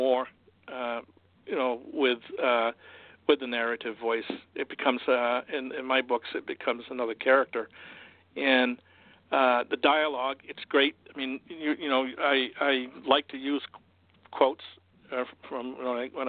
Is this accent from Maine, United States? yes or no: yes; Augusta, Maine, United States; I grew up in Augusta, and I graduated from Coney High School